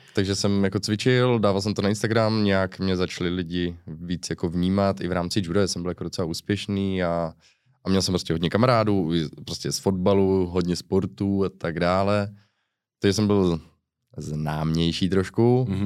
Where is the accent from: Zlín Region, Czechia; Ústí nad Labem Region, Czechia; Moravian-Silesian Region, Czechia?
Zlín Region, Czechia; Uherské Hradiště; accent: Slovácko; also born or lived in Mariánské Lázně / Cheb; od Uherského hradiště nejsem, jsem z Uherského hradiště